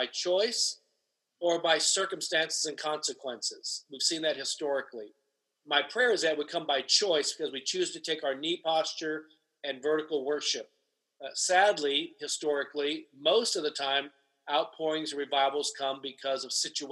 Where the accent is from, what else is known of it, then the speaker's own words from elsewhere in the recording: United States; a person who's an American of Asian descent. Obviously, I'm from Asian descent